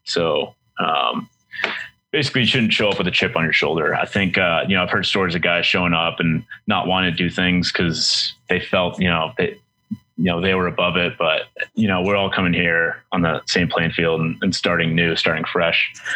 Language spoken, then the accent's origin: English; Boston, Massachusetts, United States; moved away; I'm from Boston originally